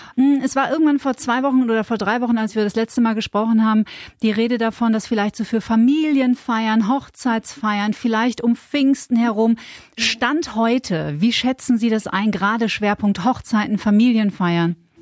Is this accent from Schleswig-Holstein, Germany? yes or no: no; Bavaria, Germany; bei uns in Bayern